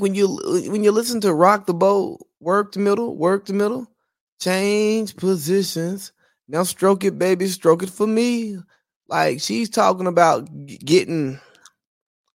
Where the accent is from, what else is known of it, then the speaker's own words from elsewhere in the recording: Georgia, United States; I'm from Georgia, the real South